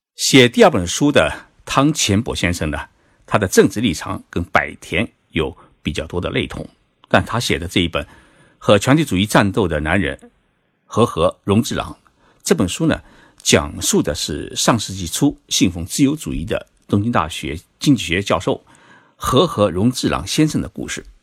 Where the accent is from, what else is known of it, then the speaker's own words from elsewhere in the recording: China; 对于我们中国人来说